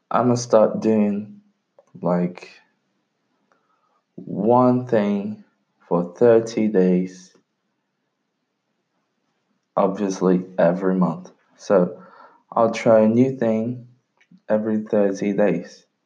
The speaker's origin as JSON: {"language": "English", "region": "London", "country": "United Kingdom", "tie": "born or raised there", "second_language": "English", "lives_now": "Brazil", "said": "That's because I'm Brazilian. I know English because I was raised in London, and unfortunately, I lost my accent because I went back to Brazil"}